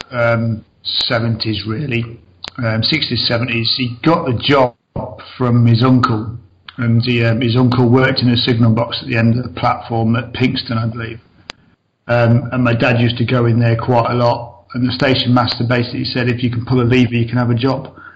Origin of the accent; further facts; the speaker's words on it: Mansfield, East Midlands, United Kingdom; moved away as an adult; also born or lived in Peterborough; originally I was born just outside Nottinghamshire um, in a place called Mansfield. I grew up there most of my life till about 23. Um, left there, moved over to, over to Peterborough